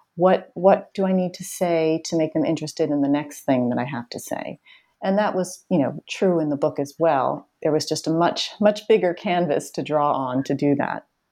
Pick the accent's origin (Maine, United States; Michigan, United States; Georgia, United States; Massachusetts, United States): Massachusetts, United States; Boston; I grew up in the Boston area where I still live